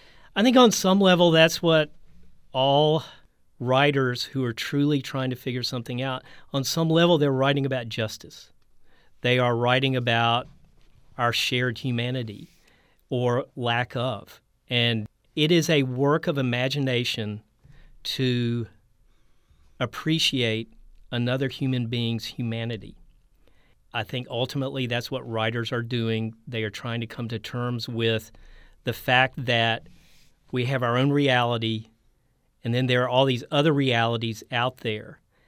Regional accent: Texas, United States; I mean, Beto O'Rourke in my home state, he's running the right kind of campaign.

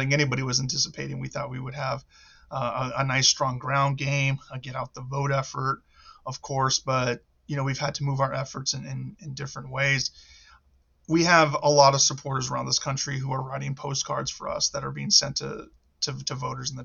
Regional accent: Central Valley, California, United States; I was raised right here in the Central Valley

